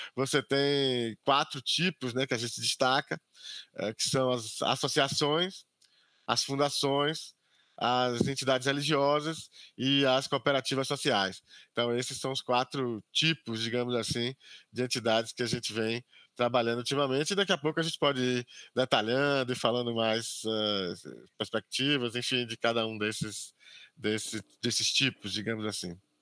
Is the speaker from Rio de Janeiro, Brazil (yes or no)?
no; Camacã, Bahia, Brazil; eu sou natural aqui do interior da Bahia, é, de Camacã, no interior da Bahia